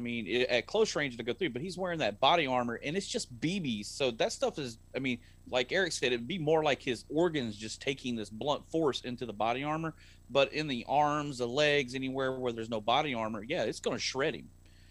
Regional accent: Texas, United States; I'm from Texas.

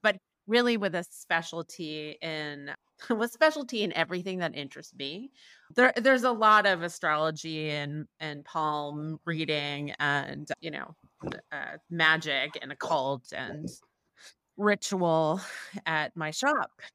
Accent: New York, United States; I grew up in Manhattan

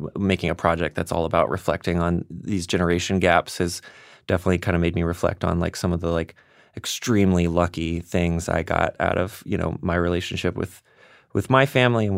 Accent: the South, United States; And I'm from the South. Like, right. I'm like a third or fourth generation redneck.

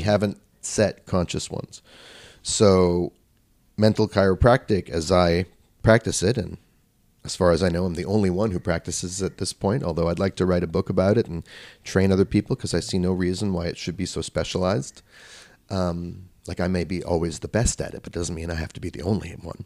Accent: Vancouver, British Columbia, Canada; I grew up in Vancouver, British Columbia, where he and his family moved.

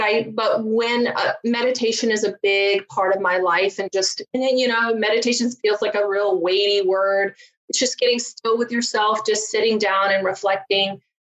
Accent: Virginia, United States; accent: southern; now in Chicago, United States; I grew up just a poor country girl from Virginia

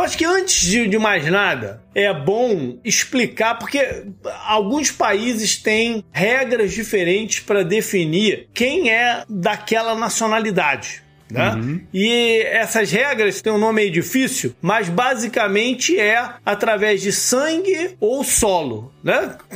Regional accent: Brazil; now in Orlando, United States; eu nasci no Brasil

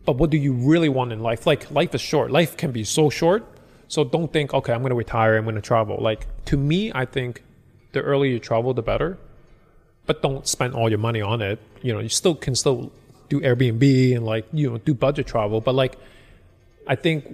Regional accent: Hong Kong; I'm from Hong Kong

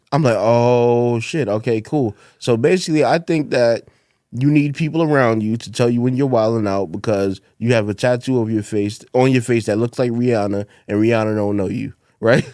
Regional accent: New York City, New York, United States; also born or lived in Fort Greene, Brooklyn; when I was younger, I grew up in Bed Stuy, but when I was, like, ten or eleven or something, I moved to the projects in Fort Greene

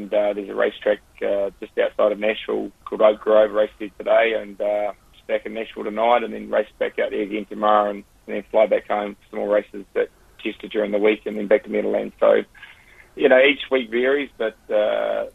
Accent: Christchurch, Canterbury, New Zealand; moved away; I'm from Christchurch and grew up with it

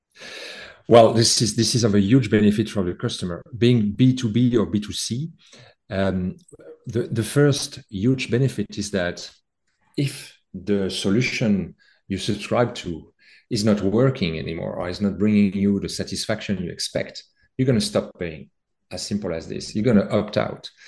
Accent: France; accent: French; As you can hear in my accent, I have a French background

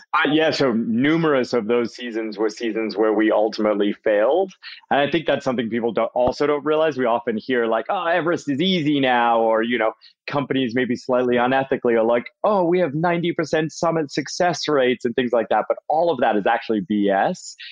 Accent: Worcester, Massachusetts, United States; accent: mostly Massachusetts with a tiny bit of Brit; also born or lived in England; when I was six years old, my family moved to central Massachusetts, Worcester, Massachusetts. So my accent, I guess what I have left is like mostly Massachusetts with a tiny bit of Brit mixed

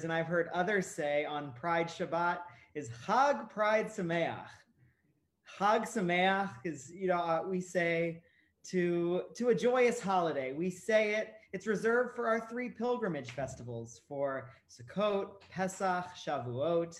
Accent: Ohio, United States; where I grew up in Ohio

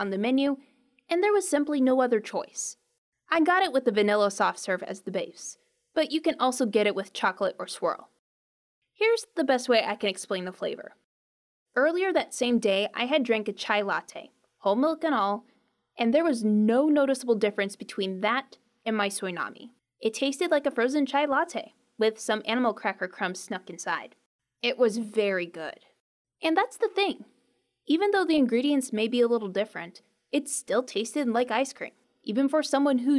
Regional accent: Midwest, United States; As a Midwesterner

